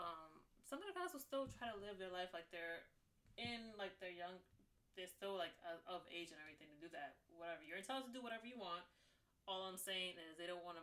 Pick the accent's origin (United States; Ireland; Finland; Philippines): United States; New York City, New York; I'm straight up from New York City